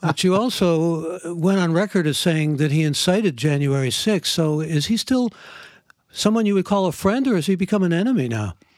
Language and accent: English; Cleveland, Ohio, United States; from Cleveland, Ohio, my hometown